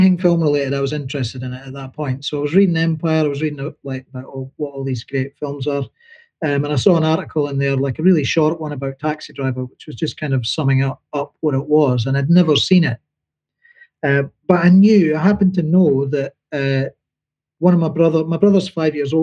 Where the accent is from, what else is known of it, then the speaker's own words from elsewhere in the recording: Dundee, Scotland, United Kingdom; moved away; as a working class boy growing up in Dundee